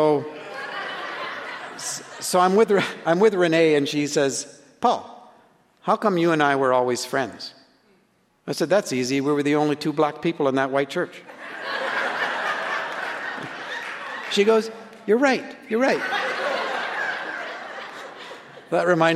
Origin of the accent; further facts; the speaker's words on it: Canada; I'm a Canadian